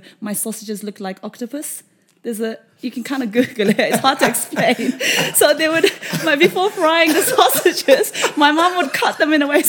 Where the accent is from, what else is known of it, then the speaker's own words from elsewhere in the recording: Kenya; moved away as an adult; also born or lived in Japan; I grew up in Kenya